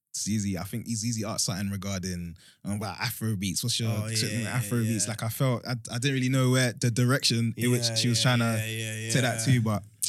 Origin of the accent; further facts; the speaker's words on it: London, United Kingdom; growing up in London